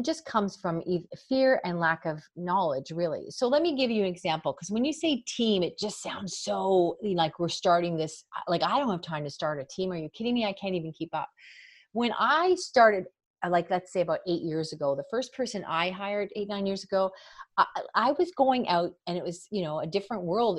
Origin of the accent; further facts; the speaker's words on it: Canada; I'm from Canada.